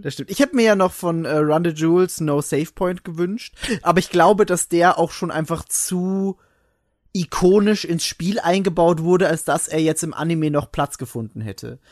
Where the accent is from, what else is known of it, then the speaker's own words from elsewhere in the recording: Austria; bei uns in Österreich